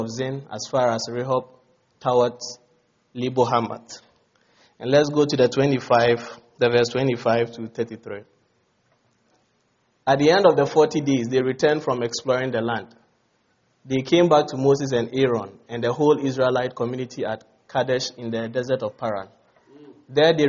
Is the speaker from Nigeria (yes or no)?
no; Ghana